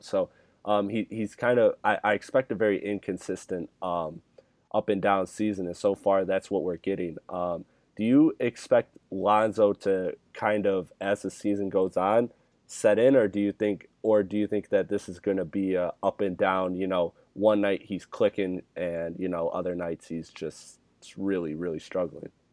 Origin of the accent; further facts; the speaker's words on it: Michigan, United States; I'm from the Michigan area